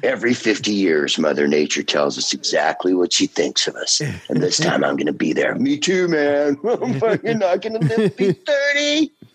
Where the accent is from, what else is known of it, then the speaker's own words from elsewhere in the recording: San Carlos, California, United States; I'm from San Carlos